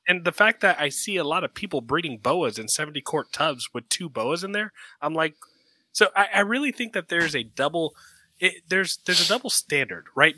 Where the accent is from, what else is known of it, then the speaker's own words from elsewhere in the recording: Sarasota, Florida, United States; I grew up in Sarasota, Florida